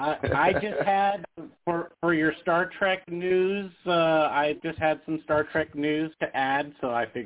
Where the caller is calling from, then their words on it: Las Vegas, Nevada, United States; Hey, it's … from Vegas.